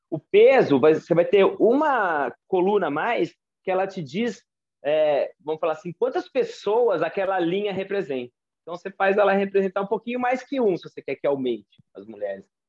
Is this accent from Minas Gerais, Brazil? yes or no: no; Campinas, São Paulo, Brazil; eu nasci no Centro Médico de Campinas